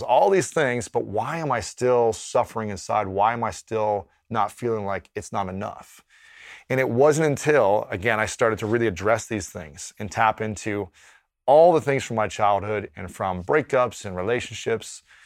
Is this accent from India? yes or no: no; Ohio, United States; growing up in Ohio as a straight man